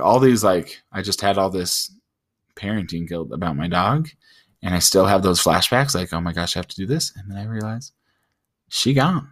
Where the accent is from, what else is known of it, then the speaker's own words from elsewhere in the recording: United States; we're all American